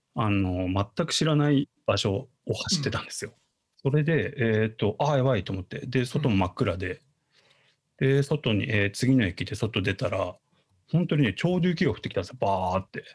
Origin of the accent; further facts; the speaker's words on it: Tsuchiura, Ibaraki, Japan; 僕の地元土浦市